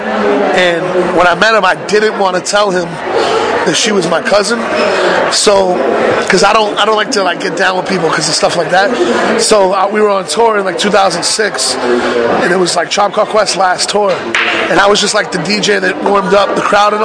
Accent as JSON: {"language": "English", "town": "Boston", "region": "Massachusetts", "country": "United States", "moved": "yes", "lives_now": "New York, United States", "said": "I'm from Boston, that I moved to New York"}